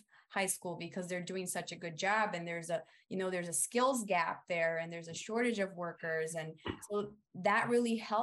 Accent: Brazil; now in United States; I come from Brazil, from a rural region where teachers are not valued that much

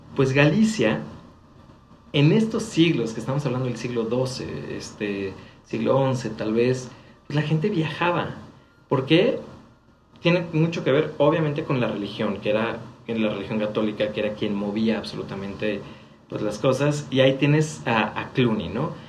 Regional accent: Mexico

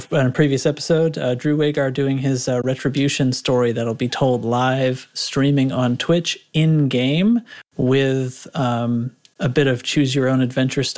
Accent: New England, United States; moved away; I grew up in New England, actually.

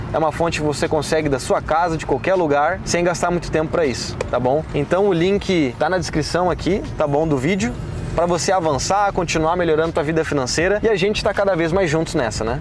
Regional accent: Porto Alegre, Rio Grande do Sul, Brazil; now in Florianópolis, Brazil; E eu sou gaúcho, né? Nasci em Porto Alegre

